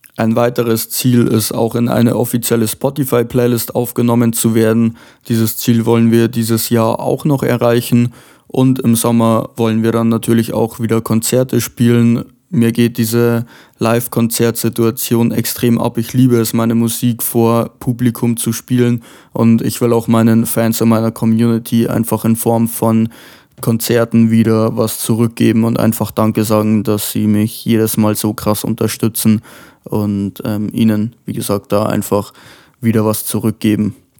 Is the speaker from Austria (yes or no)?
no; Lower Bavaria, Germany; aus Niederbayern